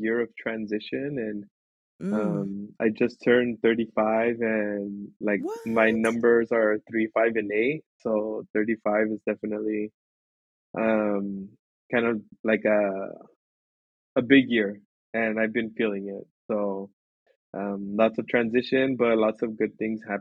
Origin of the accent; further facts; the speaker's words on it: Los Angeles, California, United States; also born or lived in Montebello / El Monte / Baldwin Park / Covina; Born and raised in Los Angeles, here, specifically in Montebello is where I was born, and then kind of quickly moved to El Monte, so San Gabriel Valley